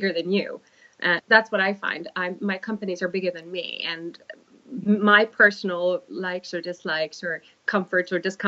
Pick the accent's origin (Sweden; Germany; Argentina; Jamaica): Sweden; English is a second language; now in United Kingdom; A bit of a Swedish Viking heritage